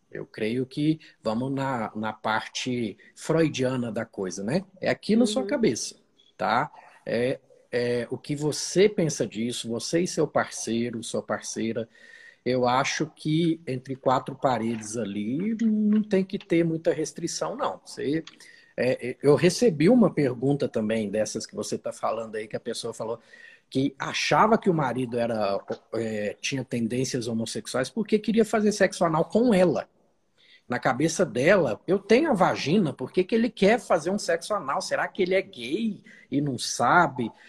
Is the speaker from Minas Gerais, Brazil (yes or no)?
yes; Uberlândia, Minas Gerais, Brazil; eu sou de Minas, sou de Uberlândia, nascido e criado lá.